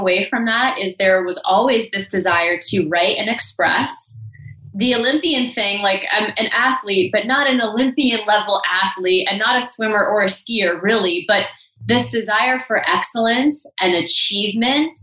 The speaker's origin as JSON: {"language": "English", "region": "South Florida", "country": "United States", "tie": "born or raised there", "also_born_or_lived": "San Francisco", "moved": "as an adult", "said": "South Florida, which is where I grew up"}